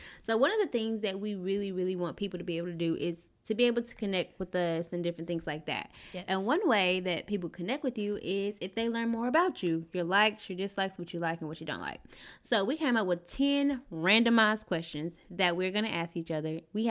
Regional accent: Kaysen, Texas, United States; Kaysen, Texas.

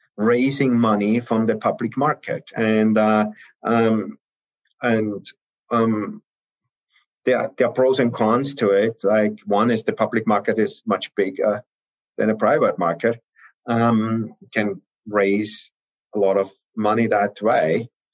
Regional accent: Austria; moved away as an adult; also born or lived in Salzburg, Austria / Heidelberg, Germany / Vienna, Austria; now in United States; I'm originally from Austria.

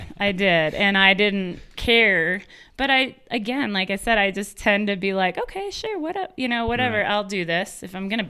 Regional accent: United States; I grew up on the Mississippi River.

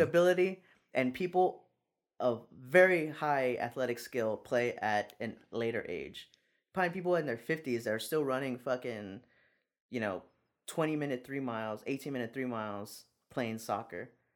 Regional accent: San Antonio, Texas, United States; I'm from San Antonio

